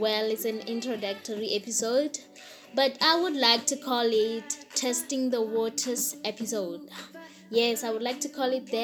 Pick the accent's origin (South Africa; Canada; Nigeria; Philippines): South Africa; Limpopo; Ke ngwanyana wa Mopedi. Yes, ke Mopedi ke tswa ka Kwa Limpopo. Ramatala, yes, that's my hometown